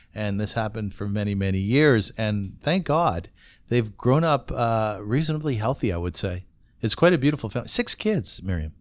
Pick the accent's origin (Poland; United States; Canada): Canada; Kitchener, Ontario